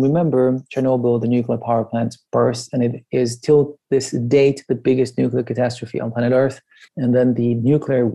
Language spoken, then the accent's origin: English; Iran; moved away; I grew up in Iran until 1979